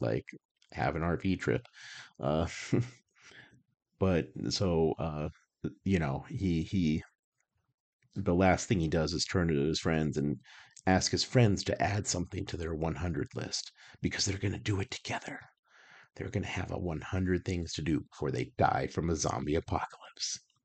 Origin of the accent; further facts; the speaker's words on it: Albuquerque, New Mexico, United States; moved away; I grew up in Albuquerque. I spent thirty-five years of my life in Albuquerque